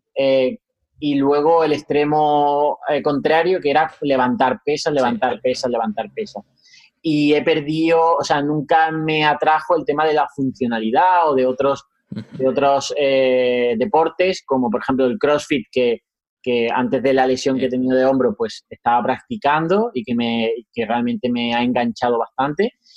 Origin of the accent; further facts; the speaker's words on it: Huelva, Andalusia, Spain; also born or lived in Seville; soy de Huelva, Andalucía